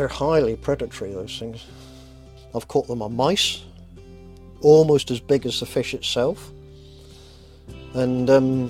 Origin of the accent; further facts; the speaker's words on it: Cornwall, South West England, United Kingdom; moved away; also born or lived in Surrey; it's going to have to be home in Cornwall, because that's... I'm Cornish and that's it.